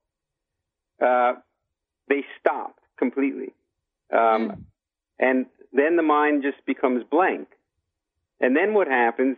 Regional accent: United States; I grew up here in America

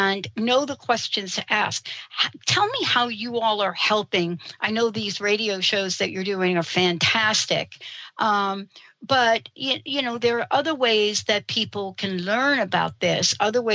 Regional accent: New York City, New York, United States; moved away as an adult; also born or lived in New Jersey; now in West Coast, United States; I was born and raised in New York City, grew up in New Jersey, you know, recently, you know, now I'm on the West Coast

